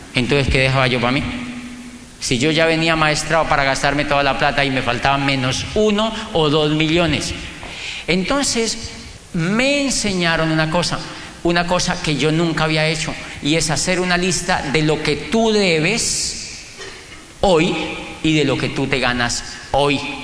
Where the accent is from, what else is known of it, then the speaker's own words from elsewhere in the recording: Colombia; moved away as an adult; yo soy un colombiano que estudia un doctorado en psicología aquí en Europa